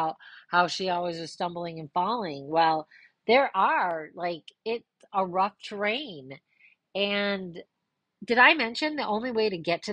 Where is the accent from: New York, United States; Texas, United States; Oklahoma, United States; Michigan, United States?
Michigan, United States; Ludington; we grew up in Ludington having a boat